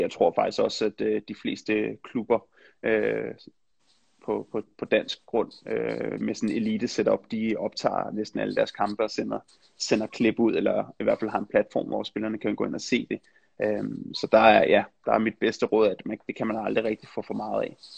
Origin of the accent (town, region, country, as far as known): Denmark; moved away as an adult; also born or lived in Netherlands / England